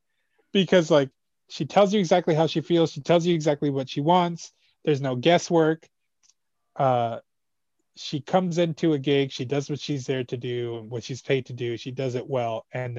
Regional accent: El Salvador; We're both from El Salvador, so we kind of bonded.

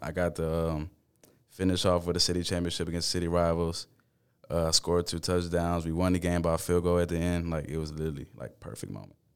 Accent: Baytown, Texas, United States; I grew up in Baytown.

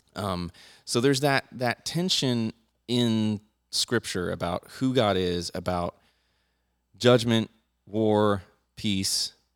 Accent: United States; I'm an American, So I have a Second Amendment

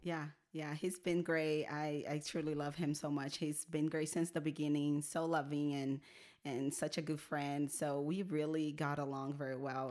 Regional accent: Brazil; English is a second language; moved away as an adult; now in Salt Lake City, United States; so I actually am born and raised in Brazil. Lived there until I was twenty-one.

